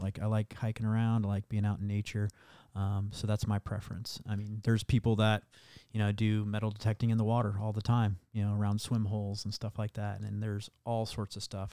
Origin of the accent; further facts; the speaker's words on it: Iowa, United States; where I grew up in Iowa